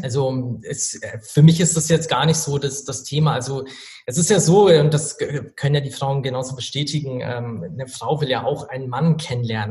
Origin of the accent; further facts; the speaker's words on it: Regensburg, Bavaria, Germany; Also ich komme tatsächlich aus Regensburg